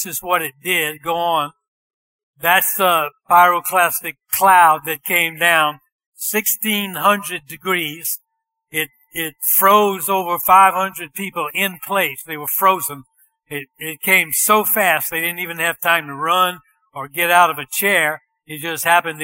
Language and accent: English; Bunkie, Louisiana, United States; moved away as an adult; also born or lived in Tennessee; I was born in Bunky, Louisiana